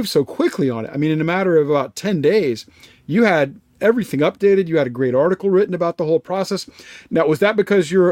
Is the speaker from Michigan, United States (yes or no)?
no; Florida, United States; right here in my home state of Florida